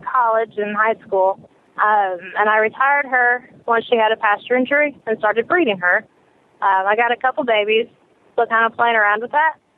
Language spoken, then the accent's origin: English; Illinois, United States; now in Alabama, United States; I'm originally from Illinois